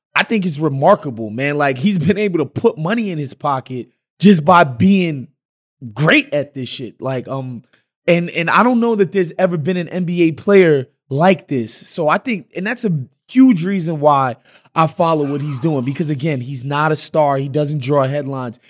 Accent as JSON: {"language": "English", "town": "New York City", "region": "New York", "country": "United States", "tie": "born or raised there", "said": "my neighborhood, um, that I grew up, that I grew up in in Queens"}